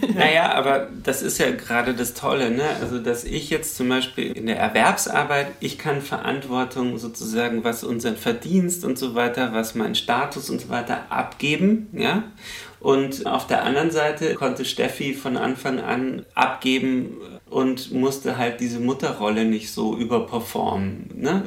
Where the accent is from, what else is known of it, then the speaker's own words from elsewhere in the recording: Lower Bavaria, Germany; now in Berlin, Germany; bei mir im Dorf in Niederbayern, wo ich herkomme